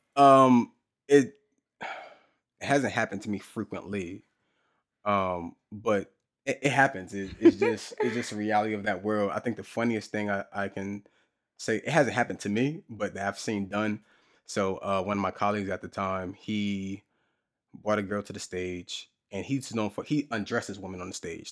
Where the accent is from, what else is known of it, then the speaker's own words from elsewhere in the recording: New Jersey, United States; I'm from Jersey.